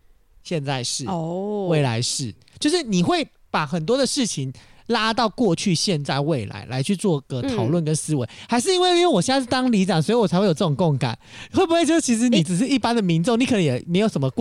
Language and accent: Chinese; Taoyuan, Taiwan; 就是你会常常觉得说啊，我们桃园人应该要给桃园人机会，你应该要推广桃园的艺文人